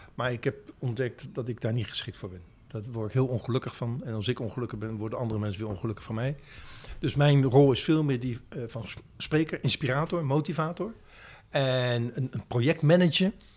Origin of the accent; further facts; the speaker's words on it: Westland, South Holland, Netherlands; also born or lived in The Hague / Boxtel, North Brabant / Breda / Amsterdam; now in Zaanstreek, Netherlands; Ik eh, ben geboren in Den Haag, opgegroeid in het Westland. Door werk van vader naar Brabant verhuisd